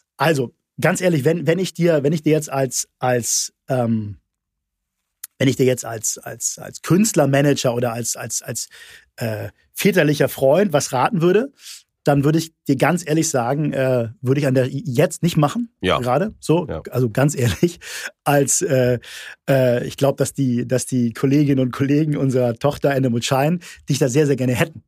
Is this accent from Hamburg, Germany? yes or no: yes; Hamburg, Germany; ich bin Hamburger